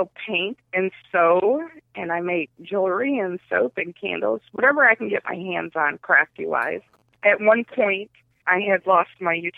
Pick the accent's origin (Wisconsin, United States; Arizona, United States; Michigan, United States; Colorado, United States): Wisconsin, United States; Beloit; also born or lived in Rockford, Illinois; I was born in Rockford, and I was raised on the east side of Beloit.